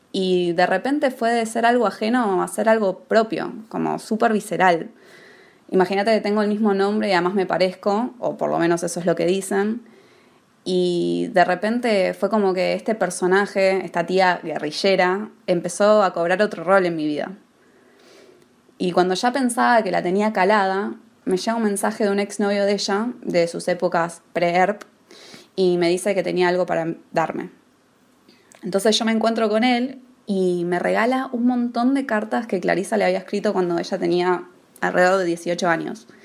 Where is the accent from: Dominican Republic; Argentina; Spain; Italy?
Argentina; also born or lived in United States; gran parte de mi infancia y adolescencia vivía en Estados Unidos y era como que todo ese relato era muy ajeno, era como una leyenda, más que cualquier otra cosa. Pero cuando volví a Argentina, hace unos años, todo empezó a cobrar otro sentido.